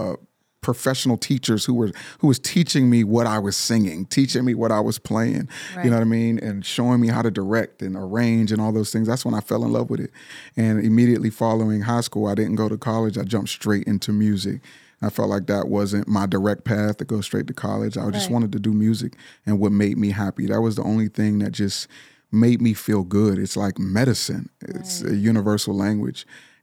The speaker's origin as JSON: {"language": "English", "town": "Pittsburgh", "region": "Pennsylvania", "country": "United States", "tie": "born or raised there", "said": "I'm from Pittsburgh, Pennsylvania."}